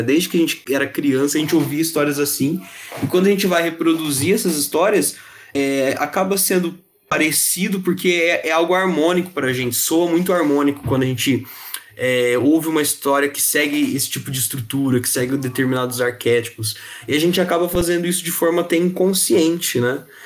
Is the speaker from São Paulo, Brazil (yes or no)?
yes; Ribeirão Preto, São Paulo, Brazil; Eu sou de Ribeirão Preto, interior de São Paulo